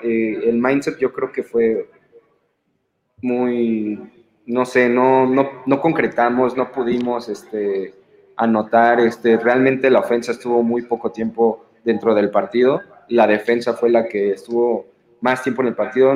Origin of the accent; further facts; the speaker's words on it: Cuautla, Morelos, Mexico; soy de allá, de Cuautla, de los Mandriles.